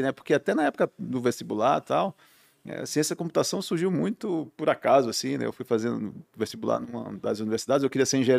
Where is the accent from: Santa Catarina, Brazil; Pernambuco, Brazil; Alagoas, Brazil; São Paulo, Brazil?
Pernambuco, Brazil; Recife; moved away; Sou pernambucano, né?